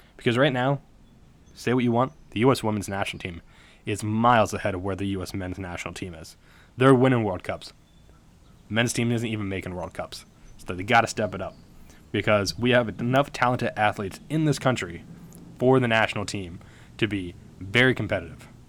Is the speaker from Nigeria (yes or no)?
no; United States; we're American